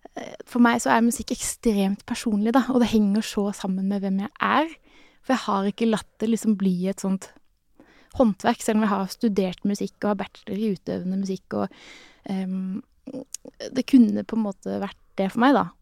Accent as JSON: {"language": "Norwegian", "region": "Sørlandet", "country": "Norway", "said": "jeg er jo en sørlending som smiler mye"}